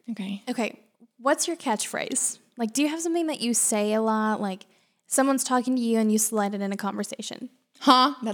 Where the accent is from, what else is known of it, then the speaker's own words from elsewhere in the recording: Illinois, United States; Um, I'm from Illinois. Oh, okay. Yeah, so nowhere that you know.